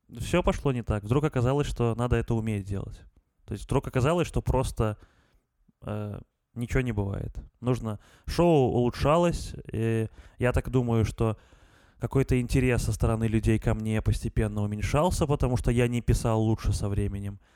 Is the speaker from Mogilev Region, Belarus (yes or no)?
no; Gomel, Gomel Region, Belarus; в Гомеле, в городе Гомеле, откуда я родом